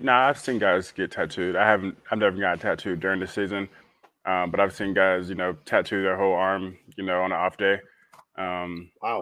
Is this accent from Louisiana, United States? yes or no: no; St. Petersburg, Florida, United States; a huge historical, you know, thing in our uh, in my hometown